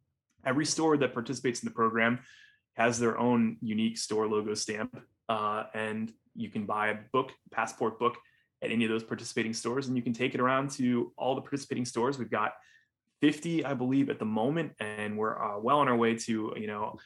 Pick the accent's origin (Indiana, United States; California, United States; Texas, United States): Indiana, United States; Northwest; I grew up in Northwest Indiana